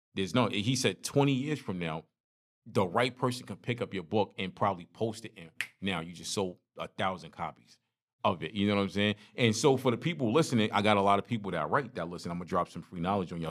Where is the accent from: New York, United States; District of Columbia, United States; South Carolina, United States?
New York, United States; New York City; now in Carolinas, United States; growing up in Brooklyn